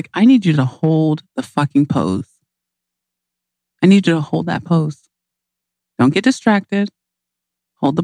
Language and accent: English; Nigeria; I'm Nigerian